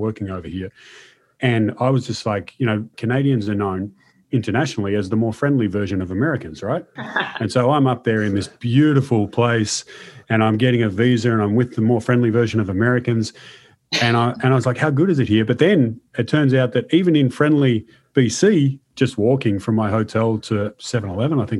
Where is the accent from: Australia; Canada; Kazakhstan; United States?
Australia; Melbourne, Victoria; I'm from Melbourne, which is not exactly the hottest part of Australia